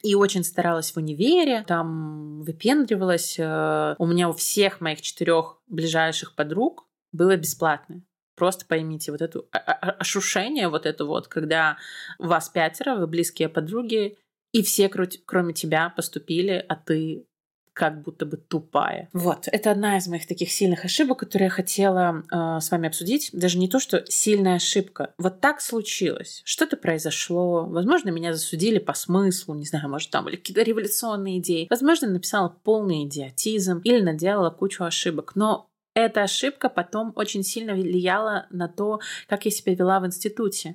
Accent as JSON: {"language": "Russian", "country": "Belarus", "said": "я как белоруска"}